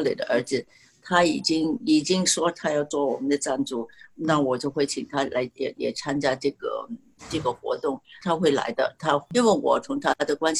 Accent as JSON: {"language": "Chinese", "country": "China", "said": "你看看呢，呃，川普这样说的话，所有的人都很恨我们中国人了。"}